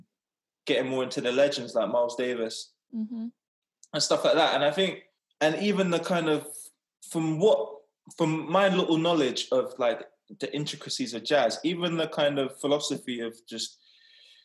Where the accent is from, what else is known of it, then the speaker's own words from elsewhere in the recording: England, United Kingdom; I've pretty much been raised in England all my life.